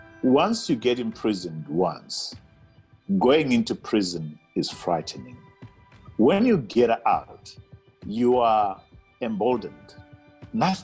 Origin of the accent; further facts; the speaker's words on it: Bulawayo, Zimbabwe; I was born in Bulawayo, Pilo Hospital, in 1962, and my mother was a domestic worker, my father was a domestic worker, and it was a tough upbringing